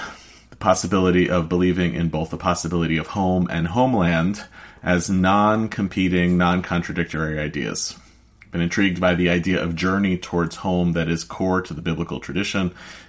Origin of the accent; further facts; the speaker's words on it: United States; As an American Jew